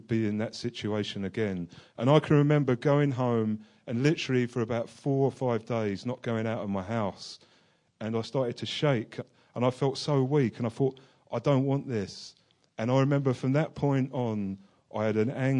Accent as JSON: {"language": "English", "region": "London", "country": "United Kingdom", "tie": "born or raised there", "moved": "as an adult", "said": "I was born in London into an Irish Catholic family."}